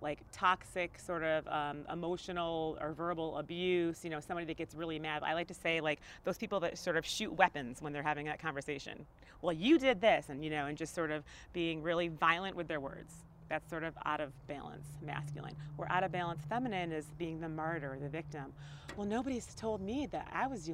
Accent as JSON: {"language": "English", "town": "Syracuse", "region": "New York", "country": "United States", "tie": "born or raised there", "said": "I was born in Syracuse, New York."}